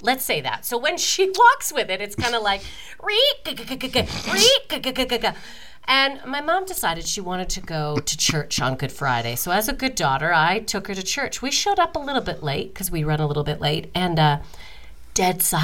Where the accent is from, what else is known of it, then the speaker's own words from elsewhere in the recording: Calgary, Alberta, Canada; moved away; now I'm in my hometown, Calgary